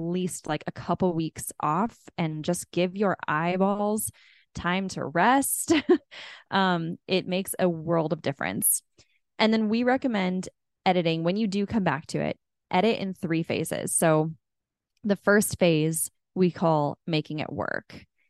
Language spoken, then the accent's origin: English; California, United States; I grew up in California